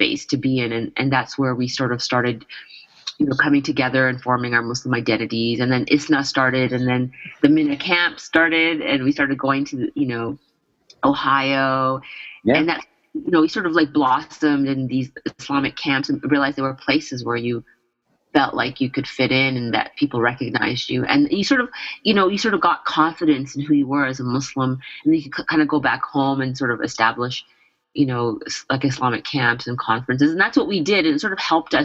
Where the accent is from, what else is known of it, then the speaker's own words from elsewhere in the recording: Brampton, Ontario, Canada; I grew up in Brampton when it was white